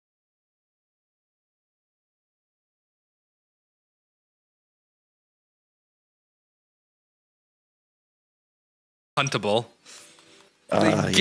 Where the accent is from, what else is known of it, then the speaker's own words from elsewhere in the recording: Maine, United States; I grew up in Maine